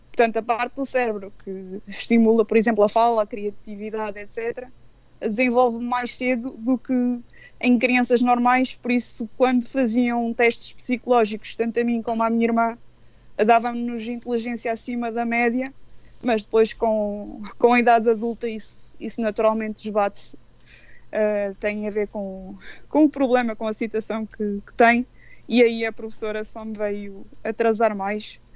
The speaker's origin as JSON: {"language": "Portuguese", "town": "Anadia", "region": "Aveiro District", "country": "Portugal", "tie": "born or raised there", "said": "eu sou, nat sou natural de Anadia, mas vivi até para aí aos meus 18 anos, 20, em Valdevirim."}